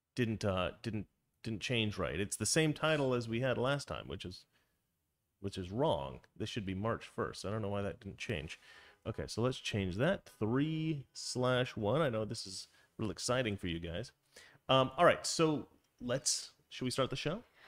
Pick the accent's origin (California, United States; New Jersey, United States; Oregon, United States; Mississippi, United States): Oregon, United States; moved away; also born or lived in Florida; I grew up in Oregon.